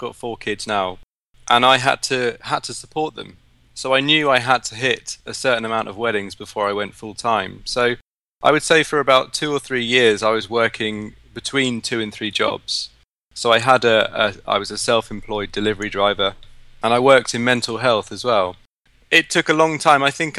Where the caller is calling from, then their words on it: Devizes, South West England, United Kingdom; I'm in a little town called Devizes in Wiltshire.